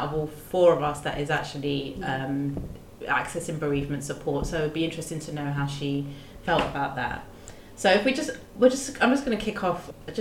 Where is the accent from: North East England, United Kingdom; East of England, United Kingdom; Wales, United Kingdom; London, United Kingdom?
London, United Kingdom; So I'm born here, born and bred here in London, but my parents are Sri Lankan